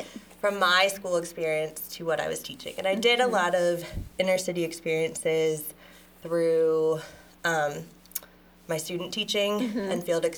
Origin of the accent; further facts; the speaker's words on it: Erie, Pennsylvania, United States; now in Coppell, United States; So I grew up in Pennsylvania.